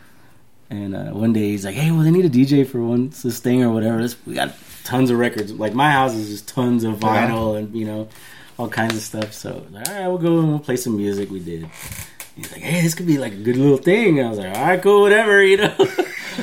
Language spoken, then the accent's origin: English; Rigsby Street, Texas, United States; I lived on Rigsby Street